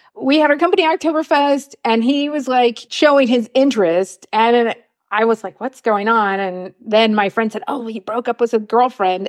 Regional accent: Los Angeles, California, United States; moved away as an adult; also born or lived in Oakland, United States; now in Munich, Germany; I grew up in Los Angeles

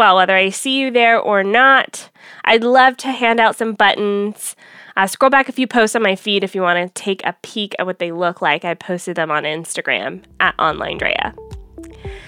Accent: Atlanta, Georgia, United States; moved away; I'm headed to Atlanta, my hometown

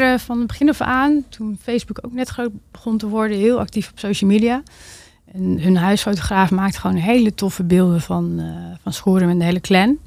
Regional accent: Drachten, Friesland, Netherlands; moved away as an adult; also born or lived in Groningen; daarvoor ben ik in drachten opgegroeid

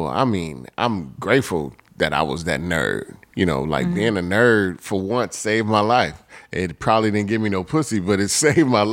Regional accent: Chicago, Illinois, United States; growing up in Chicago.

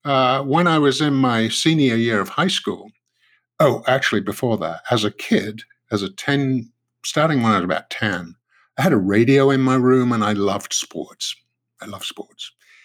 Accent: United Kingdom; moved away as an adult; now in United States; As a Brit, yes, who, you know, grew up and, you know, spent the first part of my adult life in Britain, it would have been tea.

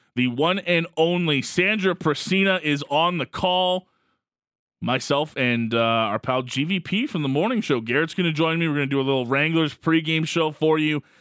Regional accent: Calgary, Alberta, Canada; someone that's been born and raised in Calgary

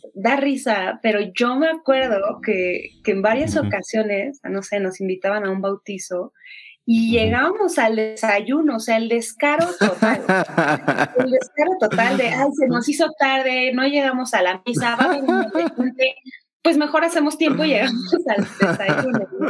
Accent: Mexico City, Mexico; Soy de Ciudad de México

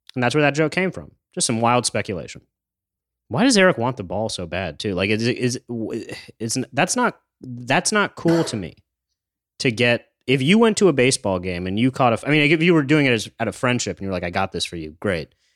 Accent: New York, United States; I'm from New York.

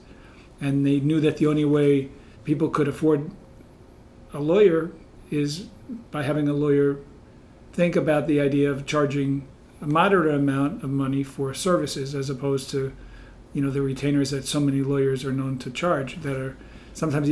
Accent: Long Island, New York, United States; moved away as an adult; now in Bethlehem, United States; I was born in Bethlehem, my dad worked for Bethlehem Steel, so I was raised on Long Island in New York

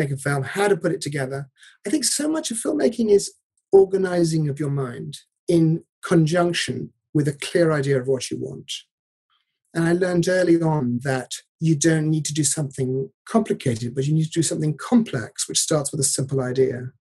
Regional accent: Devon, South West England, United Kingdom; I grew up in Devon

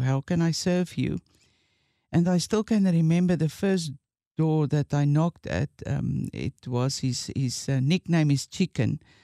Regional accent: Witbank, Mpumalanga, South Africa; went back to my hometown, and that's Witbank

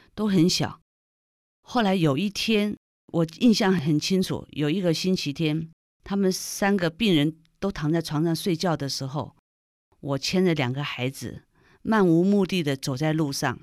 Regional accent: Taipei, Taiwan; also born or lived in Shandong (family ancestry); 因为那时候我们刚到台湾来是住在台北市西门町那个闹区

